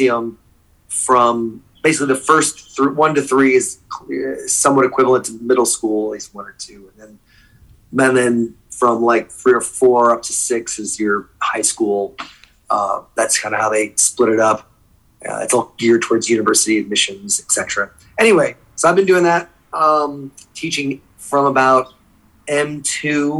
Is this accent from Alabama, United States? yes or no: no; New Jersey, United States; first language English; moved away as an adult; also born or lived in Saudi Arabia; now in Thailand; I grew up in New Jersey, right outside New York.